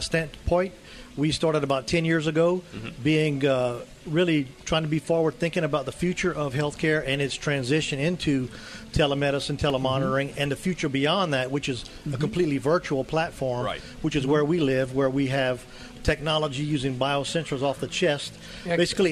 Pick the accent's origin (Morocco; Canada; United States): United States; Louisiana; I'm from Louisiana